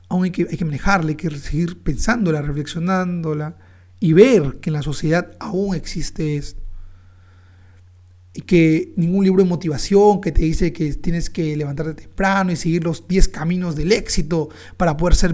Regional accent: Peru; Porque nos representa, nuestra identidad como peruanos.

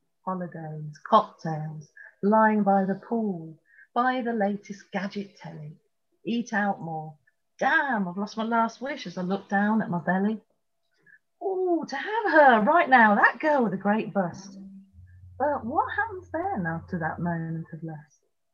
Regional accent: Tripoli, Tripoli District, Libya; born there; You may not know I was born in Tripoli in Libya.

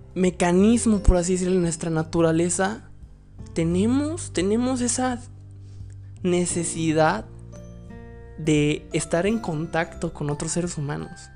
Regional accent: Mexico; soy mexicano

